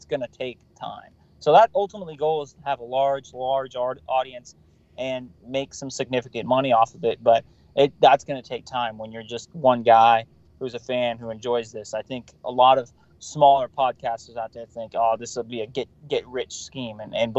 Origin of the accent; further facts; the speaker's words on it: California, United States; I'm from California